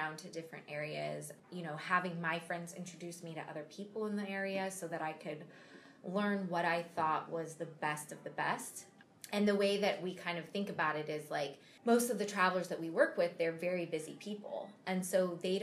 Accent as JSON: {"language": "English", "town": "Seattle", "region": "Washington", "country": "United States", "tie": "born or raised there", "said": "I'm for sure a Seattle baby. But then I grew up on the east side, mm-hmm. and now live back in Seattle."}